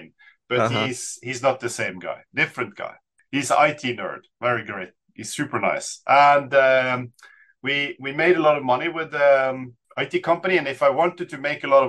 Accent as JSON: {"language": "English", "town": "Bergen", "region": "Vestland", "country": "Norway", "tie": "born or raised there", "said": "I grew up in Bergen, Sandviken"}